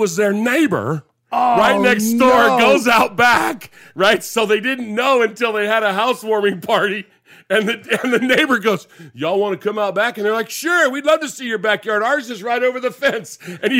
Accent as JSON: {"language": "English", "region": "California", "country": "United States", "tie": "born or raised there", "said": "You know, growing up in California in the 60s and the 70s"}